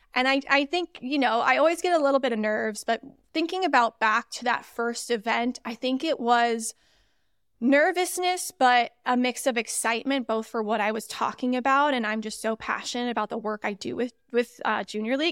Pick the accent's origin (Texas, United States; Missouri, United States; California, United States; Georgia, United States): Missouri, United States; moved away as an adult; also born or lived in Indiana; I am actually originally from Missouri